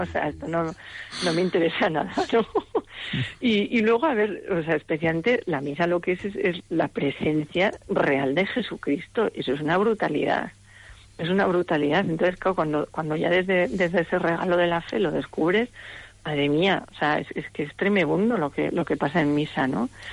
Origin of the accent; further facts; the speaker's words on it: Navarre, Spain; yo soy navarra, los navarros somos así como secos